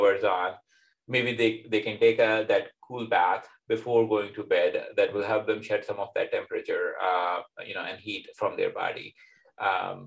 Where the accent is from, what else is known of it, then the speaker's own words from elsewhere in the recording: Pakistan; now in United States; growing up in Pakistan, where it tends to be significantly hotter than, for example, here in America, where I am